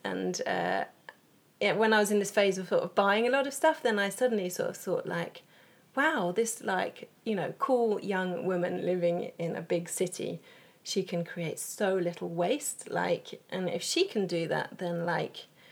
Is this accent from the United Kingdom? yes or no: yes; England, United Kingdom; moved away as an adult; now in Sweden; I am originally from England, but I've lived in Sweden for 11 years